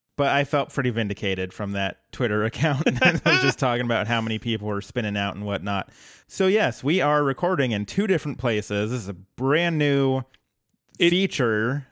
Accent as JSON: {"language": "English", "region": "Colorado", "country": "United States", "moved": "yes", "lives_now": "Portland, United States", "said": "I'm from Colorado originally."}